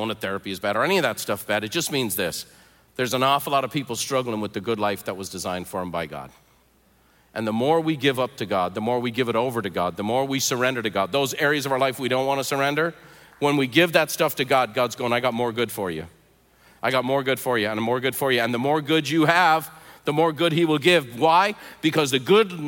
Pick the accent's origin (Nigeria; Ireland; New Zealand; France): Ireland; Dublin, Leinster; now in United States; I was born in Dublin, Ireland. I was raised in the Catholic Church because everyone in Ireland is a Catholic.